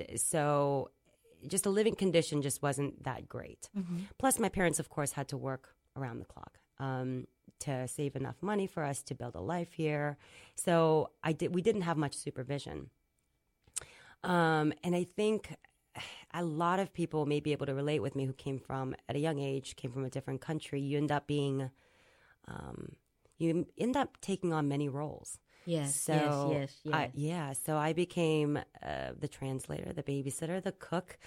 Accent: Springfield, Virginia, United States; born or raised there; also born or lived in South Korea

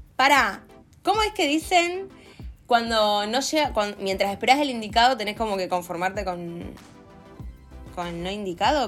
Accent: Pueblo Esther, Santa Fe, Argentina; moved away; Estoy en mi pueblo, disfrutando de mis amigos en Santa Fe

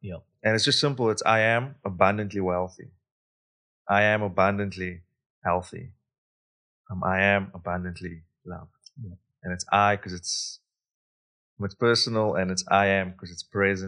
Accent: South Africa; Like, yes, I come from South Africa. Yes, I'm a male. Yes, I'm brown. Yes, I speak English

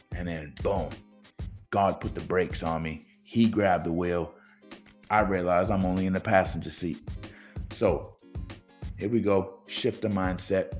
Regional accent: New Bedford, Massachusetts, United States; also born or lived in Boston, Massachusetts; I'm originally from New Bedford, Massachusetts

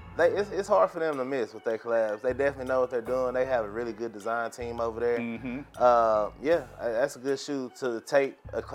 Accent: Duncanville, Texas, United States; now in Austin, United States; I'm from Dallas, so anything Dallas team, I like the Mavericks.

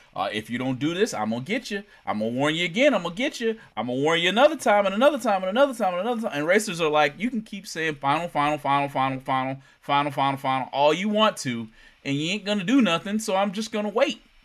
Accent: United States; It is in my hometown, Worldwide Technology

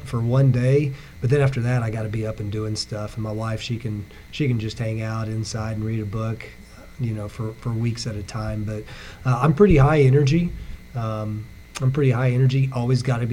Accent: Aurora, United States; I grew up, I'm from Aurora, so I graduated from Aurora High School

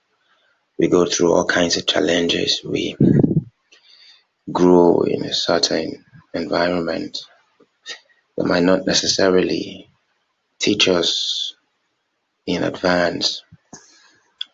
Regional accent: Nigeria; I'm from Nigeria

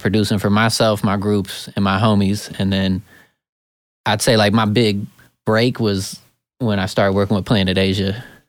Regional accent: Eugene, Oregon, United States; now in California, United States; I come from Eugene, Oregon. It's a very small, hippie town in Oregon.

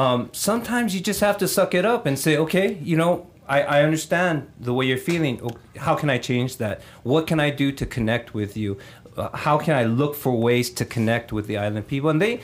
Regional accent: Papakolea, Hawaii, United States; also born or lived in Eugene, Oregon; now in Los Angeles, United States; One thing I feel as a Hawaiian, I was born in Eugene, Oregon, and we were raised for a while in Papakolea, and then I've been in L.A. since 1968.

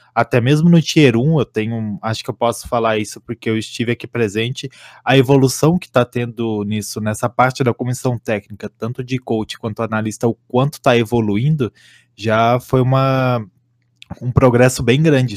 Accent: Santa Catarina, Brazil; moved away as an adult; now in São Paulo, Brazil; eu sou de Santa Catarina, mas estou morando aqui em São Paulo

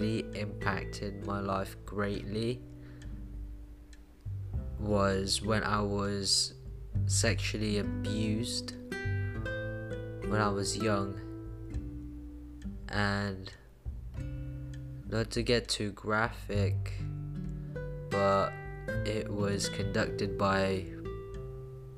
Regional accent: Philippines; now in Bristol, United Kingdom; I was born in the Philippines

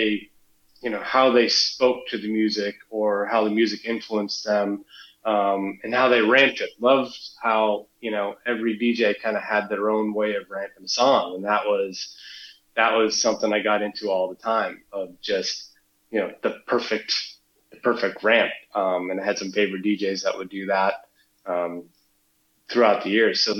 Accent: New Hampshire, United States; So I grew up in New Hampshire, so I was right next door

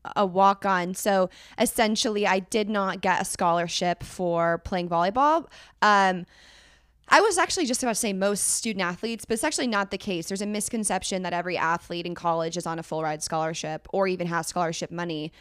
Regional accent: Northern California, United States; I'm from Northern California

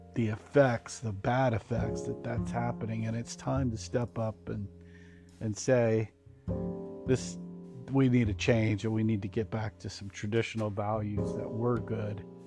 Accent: Texas, United States; I was uh, born in uh, Texas

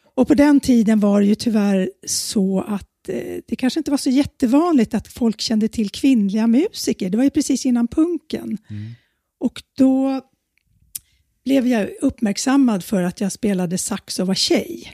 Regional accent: Handen, Stockholm County, Sweden; also born or lived in Södermalm, Stockholm; now in Stockholm, Sweden; Jag växte upp ute i Handen, Haninge kommun

